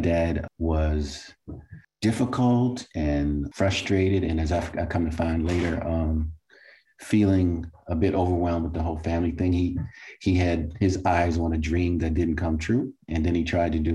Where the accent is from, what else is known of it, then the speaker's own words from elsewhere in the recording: Baltimore, Maryland, United States; as a child growing up in Baltimore